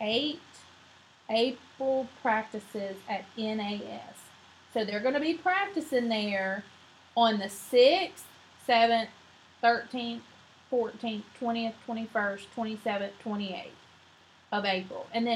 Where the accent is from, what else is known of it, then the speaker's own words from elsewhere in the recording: Mobile, Alabama, United States; moved away; I'm from Mobile. I'm not from here.